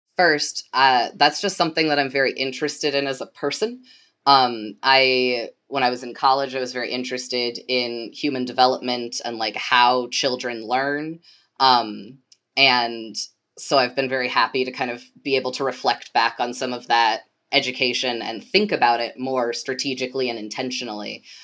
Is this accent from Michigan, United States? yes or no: yes; Portage, Michigan, United States; moved away as an adult; also born or lived in Kalamazoo, Michigan / Washington, D.C.; I grew up in Portage, which is the city right to the south of Kalamazoo